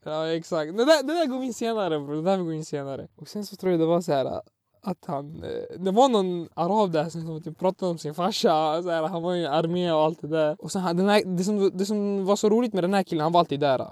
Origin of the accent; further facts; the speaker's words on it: Sweden; Jag är faktiskt född i Sverige men mina Alltså etniskt eh, är jag från Irak